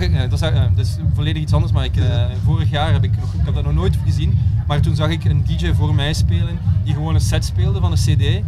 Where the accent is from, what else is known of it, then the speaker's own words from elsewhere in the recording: Belgium; moved away as an adult; also born or lived in Berlin; na tien jaar Berlijn eh, teruggekeerd naar België, ja, bij familie en zo.